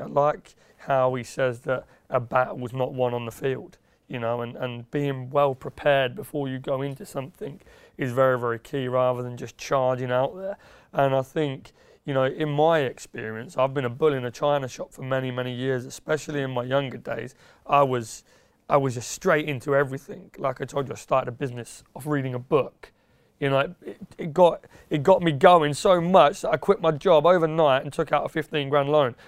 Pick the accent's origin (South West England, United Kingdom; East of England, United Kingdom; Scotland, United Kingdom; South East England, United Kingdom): East of England, United Kingdom; Yaxley; moved away as an adult; also born or lived in Peterborough; now in London, United Kingdom; I was born in Peterborough, and there's a little village about ten minutes away near the A one called Yaxley. Um, I grew up around there, twenty odd years